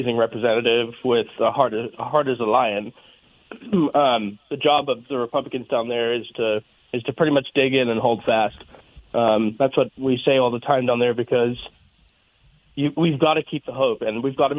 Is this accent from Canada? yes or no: no; South Africa; now in Colorado, United States; I'm originally from South Africa